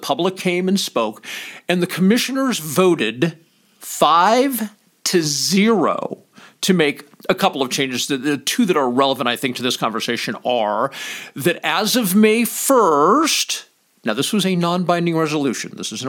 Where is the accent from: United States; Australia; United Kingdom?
United States; Pahrump, Nevada; my hometown of Pahrump, which is located within Nye County, Nevada.